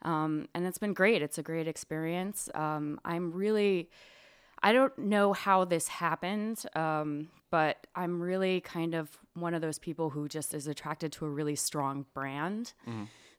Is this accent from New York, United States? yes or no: yes; New York, United States; also born or lived in Long Island; I grew up in Long Island and upstate New York, and I ended up in rural Virginia.